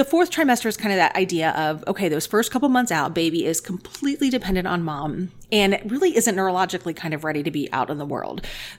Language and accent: English; Dayton, Ohio, United States; also born or lived in Toledo, Ohio; now in Columbus, United States; so lactation consultant here in Columbus. And I've always lived in Ohio. So I was born and raised in Dayton, went to medical school up in Toledo, and then came down here for residency.